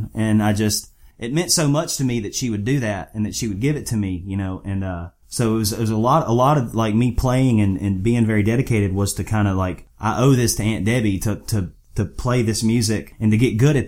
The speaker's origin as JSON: {"language": "English", "region": "Louisiana", "country": "United States", "tie": "born or raised there", "moved": "as an adult", "lives_now": "Tennessee, United States", "said": "growing up in Louisiana"}